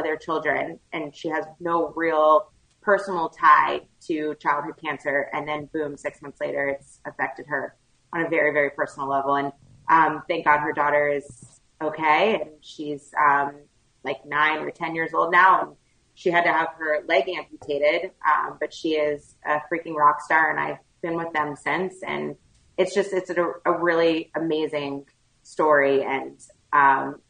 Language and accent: English; Houston, Texas, United States; moved away as an adult; also born or lived in New York City / Northeast US; now in Delray Beach, United States; I am born and raised in Houston, Texas.